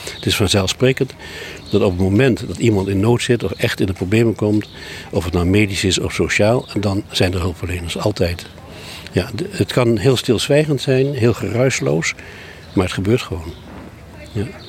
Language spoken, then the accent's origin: Dutch; Sumatra, Indonesia; now in Vlieland, Netherlands; ik ben in Sumatra opgegroeid.